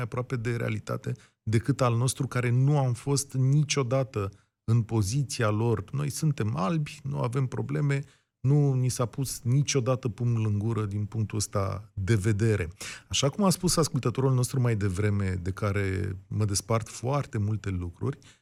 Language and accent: Romanian; Romania; nouă ca români trecuți prin comunism